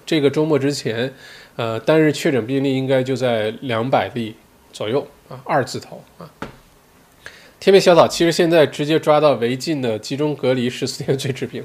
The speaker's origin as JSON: {"language": "Chinese", "country": "China", "moved": "yes", "lives_now": "Melbourne, Australia", "said": "因为我自己作为中国人"}